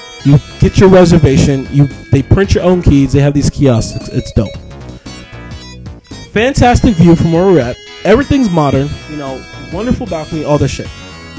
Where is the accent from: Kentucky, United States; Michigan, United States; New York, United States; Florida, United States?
New York, United States; Brooklyn; also born or lived in Flushing, Queens / Bay Shore, Long Island / Canada; Nice to see another native New Yorker here, man. I'm originally from Sheepshead Bay, Brooklyn. Moved out to Flushing, Queens. Lived there for a couple years. Moved out to Bay Shore, Long Island.